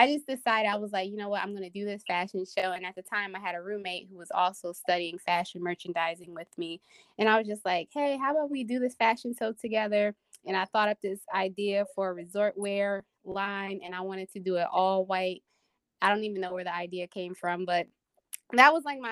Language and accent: English; New Jersey, United States; I am from New Jersey. So, I'm a Jersey girl. Grew up in the suburbs.